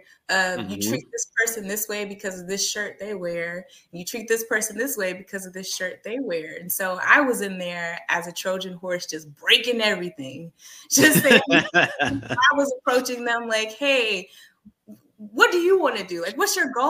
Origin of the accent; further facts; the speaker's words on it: Texas, United States; as a Texan